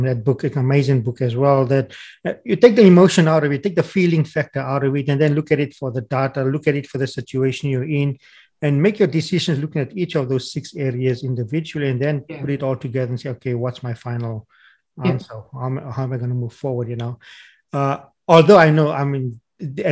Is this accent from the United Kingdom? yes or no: no; South Africa; accent: South African; moved away as an adult; now in Australia; my South African accent